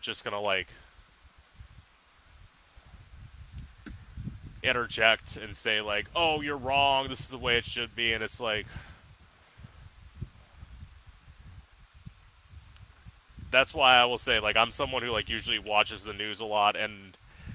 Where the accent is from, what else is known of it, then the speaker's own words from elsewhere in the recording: Florida, United States; also born or lived in Orlando; I'm from Florida, and I've lived here my whole life